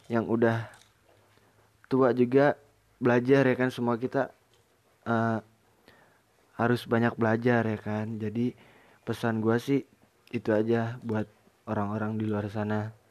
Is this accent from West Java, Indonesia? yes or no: yes; Depok, West Java, Indonesia; oh kebetulan gue dari Jawa Barat Jawa Barat